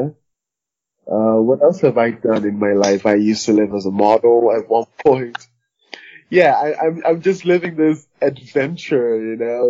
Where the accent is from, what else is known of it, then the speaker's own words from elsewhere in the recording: Liberia; now in Missouri, United States; I'm from Liberia, West Africa. I now live in Missouri